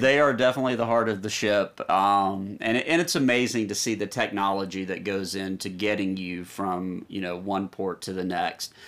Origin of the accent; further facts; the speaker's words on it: Nashville, Tennessee, United States; we're from Nashville, Tennessee, Music City